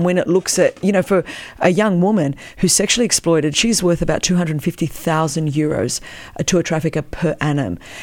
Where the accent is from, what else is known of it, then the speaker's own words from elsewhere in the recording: Melbourne, Victoria, Australia; first language Greek; English is a second language; I was born in Australia. You know, Melbourne, Australia